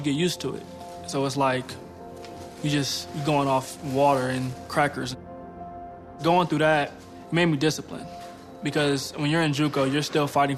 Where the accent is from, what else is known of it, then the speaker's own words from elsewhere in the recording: Pomona, California, United States; I grew up in Pomona, California.